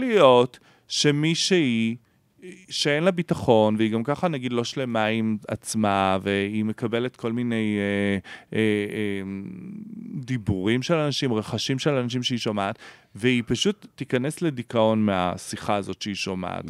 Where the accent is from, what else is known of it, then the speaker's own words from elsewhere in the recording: Beersheba, Southern District, Israel; moved away as an adult; now in Tel Aviv, Israel; אני בא מבאר שבע